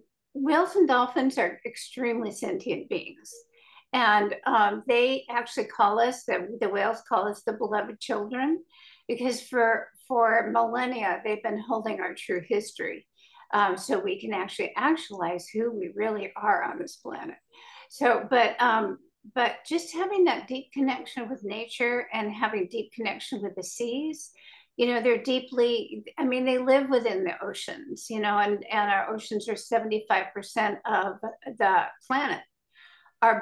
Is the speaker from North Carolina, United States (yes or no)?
no; California, United States; I started talking to the dolphins when I was a little girl, growing up on Southern California beaches.